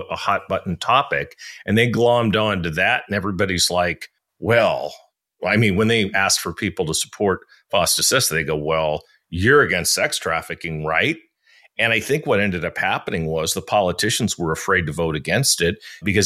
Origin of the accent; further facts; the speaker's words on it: San Francisco, California, United States; now in Thailand; I'm from San Francisco